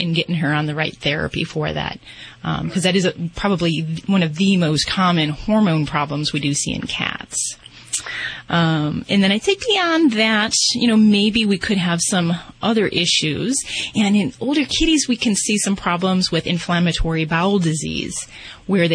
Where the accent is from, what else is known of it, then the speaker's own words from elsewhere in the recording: Las Vegas, Nevada, United States; I'm from Vegas